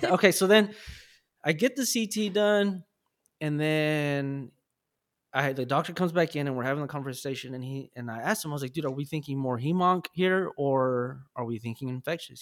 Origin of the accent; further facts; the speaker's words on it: Los Angeles, California, United States; I was born and raised in South Central and I moved around